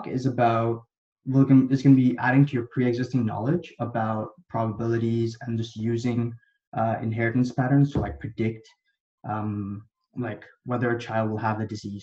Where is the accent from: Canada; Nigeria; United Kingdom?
Canada; also born or lived in India / Dubai, United Arab Emirates; I was born in India, and then I lived in Dubai for a little bit and the United Arab Emirates. But then I moved over to Canada when I was like in grade four.